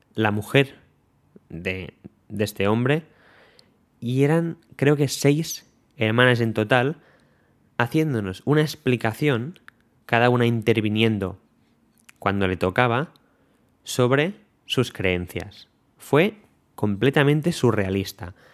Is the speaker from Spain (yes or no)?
yes; Spain; nos preguntaron que de dónde éramos, dijimos que de España